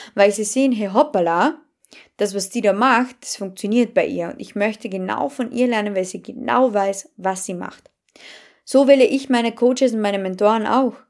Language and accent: German; Carinthia, Austria; accent: Carinthian; Und dann habe ich wirklich begonnen, tiefstes Kärntnerisch zu sprechen